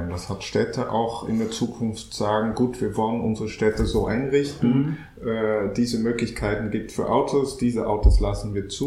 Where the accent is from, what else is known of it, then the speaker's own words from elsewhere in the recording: Netherlands; now in Berlin, Germany; ich bin Niederländer